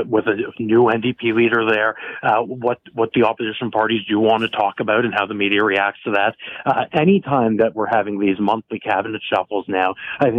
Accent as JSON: {"language": "English", "country": "Canada", "said": "as a Canadian"}